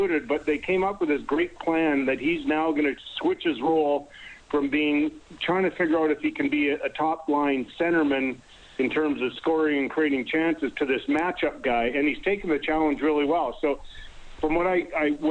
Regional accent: Winnipeg, Manitoba, Canada; I grew up in Elmwood

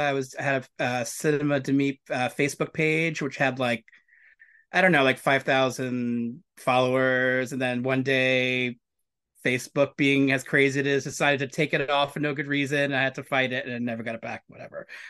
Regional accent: New York City, New York, United States; I grew up in New York City. I was, I was pretty much raised in Hell's Kitchen and Benson Hurst, Brooklyn

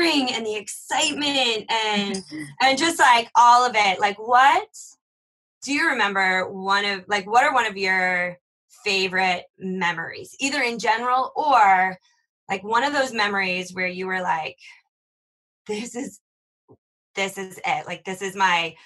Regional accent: Minnesota, United States; I grew up in Minnesota

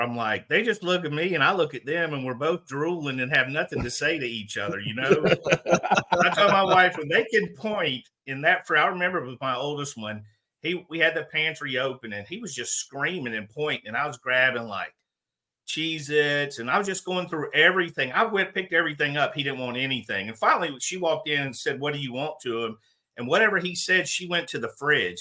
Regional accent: Pelham, Alabama, United States; also born or lived in Florida; I went to Pelham High School.

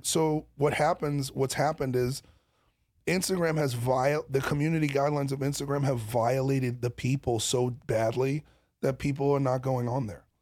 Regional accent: New York City, New York, United States; I come from Brooklyn

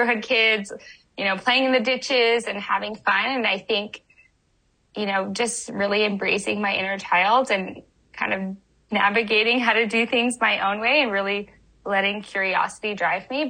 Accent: Winnipeg, Manitoba, Canada; now in California, United States; I grew up in Winnipeg, or just outside Winnipeg

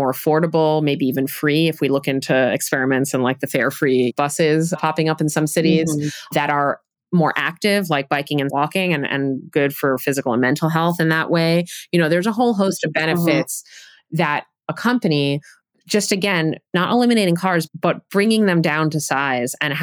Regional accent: New York City, New York, United States; now in Providence, United States; I grew up in New York City

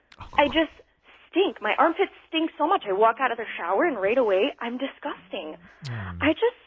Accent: Montreal, Quebec, Canada; I'm from Montreal. Canada.

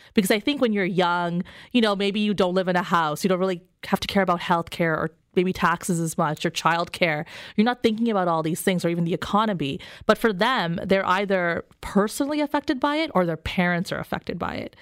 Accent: Canada; I'm a Canadian

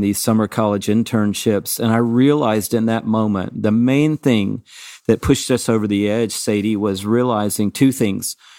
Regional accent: Atlanta, Georgia, United States; growing up in Atlanta, Georgia. I went to Georgia State University

